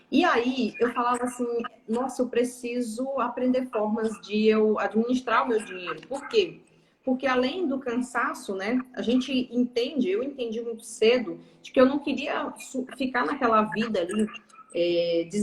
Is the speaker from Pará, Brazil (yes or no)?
yes; interior of Pará, Brazil; moved away as an adult; Eu sou paraense. Eu sou nascida e criada no Pará. Hum. No interior do Pará, inclusive.